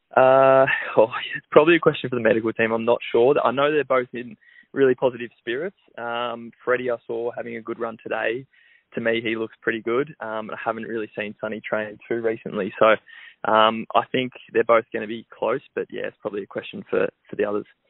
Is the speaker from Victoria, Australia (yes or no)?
yes; Melbourne, Victoria, Australia; I grew up in Melbourne